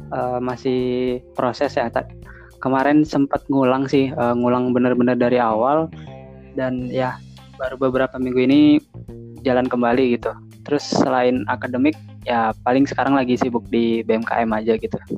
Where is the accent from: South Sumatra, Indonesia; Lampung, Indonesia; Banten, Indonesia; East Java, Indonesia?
Banten, Indonesia; Tangerang; asalnya Tangerang sebenarnya cuman keluarga semua dari Jawa